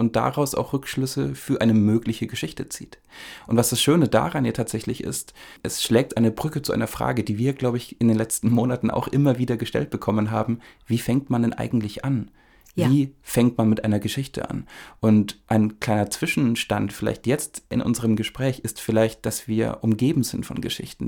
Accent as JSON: {"language": "German", "area": "Upper Franconia, small village near Bad Staffelstein", "region": "Bavaria", "country": "Germany", "tie": "born or raised there", "said": "Ich komme aus Oberfranken, das haben wir, glaube ich, im allerersten Podcast schon mal ja. angesprochen, aus einem kleinen Dorf ähm, im Maintal in der Nähe von Bad Staffelstein"}